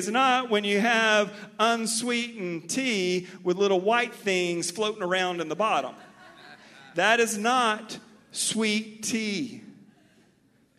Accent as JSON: {"language": "English", "town": "Mobile", "region": "Alabama", "country": "United States", "also_born_or_lived": "Texas", "accent": "Mobile", "said": "My Mobile accent"}